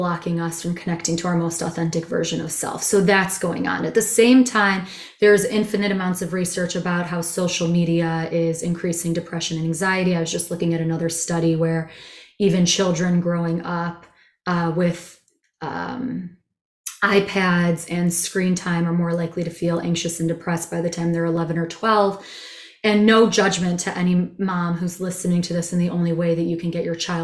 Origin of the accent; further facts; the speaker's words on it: Chicago, Illinois, United States; also born or lived in Israel / India / Asia / Europe; I'm a Chicagoan.